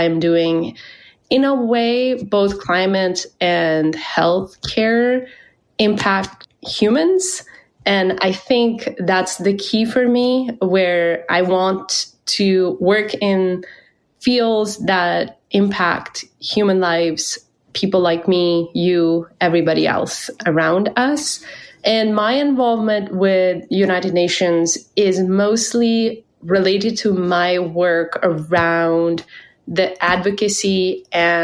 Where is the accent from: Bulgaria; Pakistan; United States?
Pakistan; moved away; I was born and raised in Pakistan